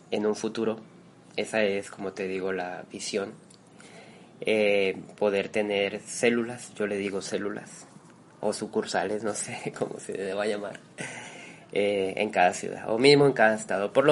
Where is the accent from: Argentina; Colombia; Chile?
Colombia; now in Mexico